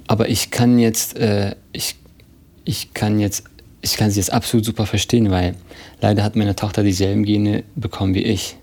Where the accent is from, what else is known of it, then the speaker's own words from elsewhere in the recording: Berlin, Germany; Und ich bin hier in Berlin geboren